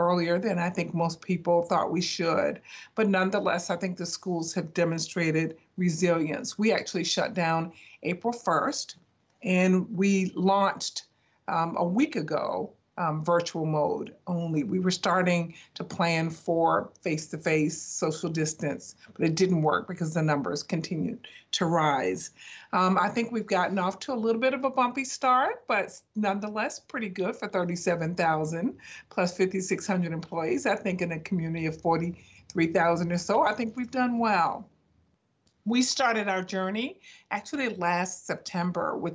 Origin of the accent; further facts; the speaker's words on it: Savannah, Georgia, United States; moved away as an adult; I'm really excited to be back in my home state and in my home city